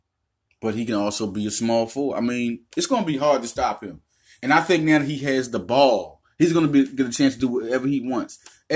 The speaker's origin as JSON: {"language": "English", "town": "Little Rock", "region": "Arkansas", "country": "United States", "tie": "born or raised there", "also_born_or_lived": "West Philadelphia", "said": "I was born in West Philadelphia, raised in Southwest Little Rock, Arkansas. I moved to Southwest Little Rock, Arkansas in 1987. I moved back to Philadelphia in 2004."}